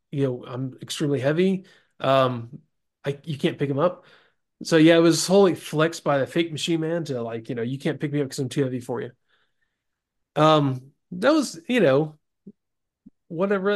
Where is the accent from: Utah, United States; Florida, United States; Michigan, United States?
Florida, United States; Florida Panhandle, United States; I grew up in Florida.